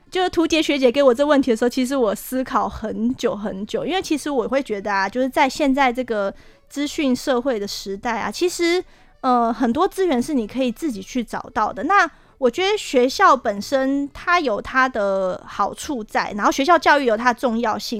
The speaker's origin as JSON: {"language": "Chinese", "town": "Hsinchu", "country": "Taiwan", "tie": "born or raised there", "said": "我的家乡新竹"}